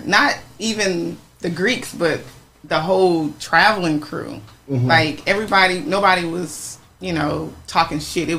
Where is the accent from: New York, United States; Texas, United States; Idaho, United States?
Texas, United States; moved away; I am from Texas, but I live here. But I'm going back to Texas, you know, a lot more now